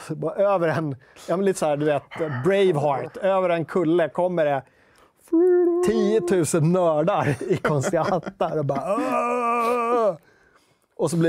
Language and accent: Swedish; Skogås, Stockholm County, Sweden; Jag är från Skogås, annat S. Skogås, söder om stan.